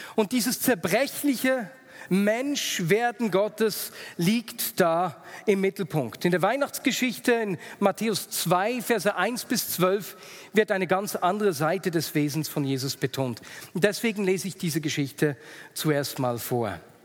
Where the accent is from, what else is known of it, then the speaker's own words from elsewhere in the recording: Switzerland; Als Schweizer